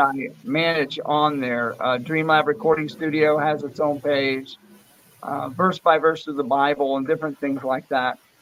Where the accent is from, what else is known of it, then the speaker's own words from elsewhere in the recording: Vero Beach, Florida, United States; also born or lived in Fort Pierce, Florida / New Port Richey, Florida; I'm from uh, Fort Pierce, Florida. That's where I was born, yeah. but I grew up in a, in Vero Beach, Florida